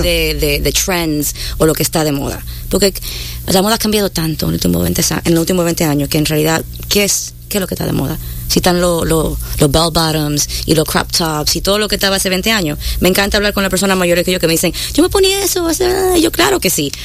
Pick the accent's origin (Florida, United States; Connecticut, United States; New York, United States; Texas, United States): New York, United States; also born or lived in Dominican Republic; Yo soy de Nueva York